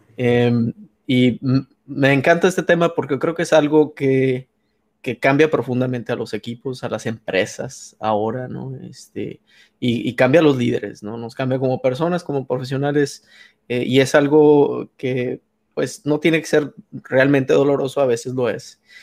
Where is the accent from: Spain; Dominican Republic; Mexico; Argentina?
Mexico; Hermosillo, Sonora; de Hermosillo